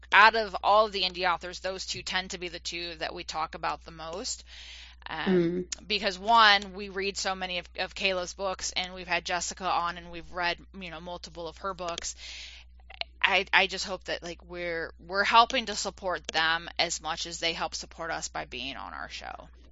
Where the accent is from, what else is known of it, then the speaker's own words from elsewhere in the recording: East Coast, United States; moved away; I'm originally from the East Coast